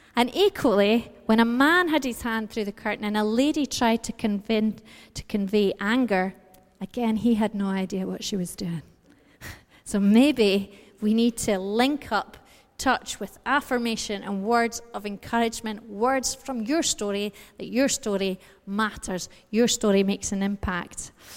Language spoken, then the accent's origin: English; United Kingdom; we're British